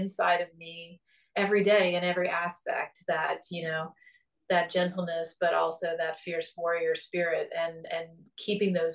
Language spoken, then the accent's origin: English; on the Ohio River, Appalachia, United States; moved away; my life started out as a poor Appalachian girl growing up on the Ohio River